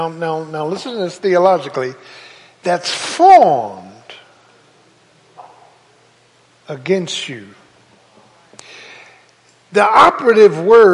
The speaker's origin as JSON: {"language": "English", "town": "Philadelphia", "region": "Pennsylvania", "country": "United States", "said": "I'm from South Philly, Doc. We know how to sin."}